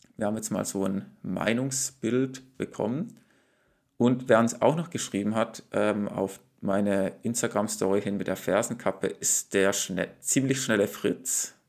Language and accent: German; Frankfurt am Main, Hesse, Germany; hier als Frankfurter